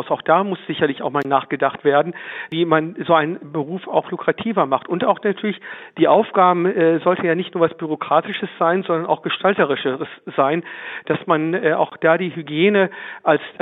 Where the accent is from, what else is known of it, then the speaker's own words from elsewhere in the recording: Würzburg, Bavaria, Germany; Ich bin ja auch Würzburger Bürger.